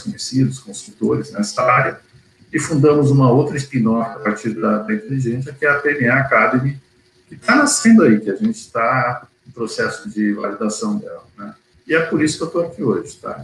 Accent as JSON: {"language": "Portuguese", "region": "São Paulo", "country": "Brazil", "moved": "yes", "lives_now": "Porto Alegre, Brazil", "said": "sou paulista, na verdade, paulistano, tá, mas estou aqui desde 77"}